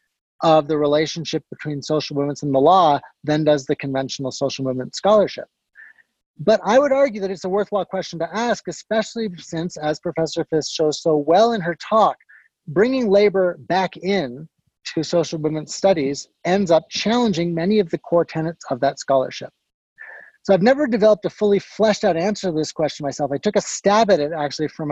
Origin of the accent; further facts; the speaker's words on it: Guelph, Ontario, Canada; moved away; I grew up nearby in Guelph